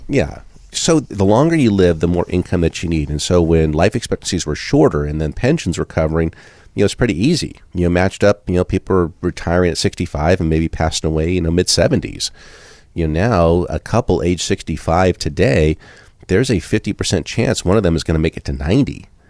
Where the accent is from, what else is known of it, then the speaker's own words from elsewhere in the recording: Southern California, United States; now in Iowa, United States; I grew up in Southern California